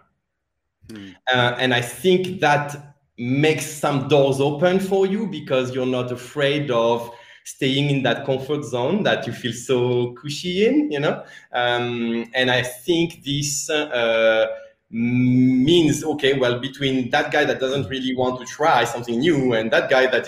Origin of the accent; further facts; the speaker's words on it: France; accent: French; English is a second language; moved away; my French accent